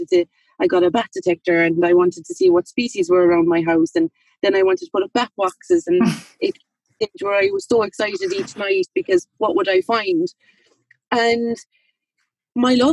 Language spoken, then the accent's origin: English; Limerick, Munster, Ireland; I'm from Limerick City, but I live in County